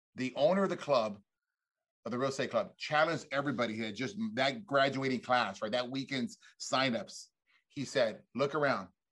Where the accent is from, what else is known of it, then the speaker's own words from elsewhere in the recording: South Texas, United States; I grew up in South Texas